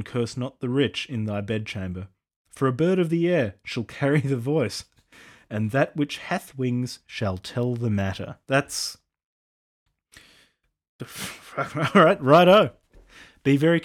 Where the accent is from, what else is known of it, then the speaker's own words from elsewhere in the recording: Australia; I'm an Australian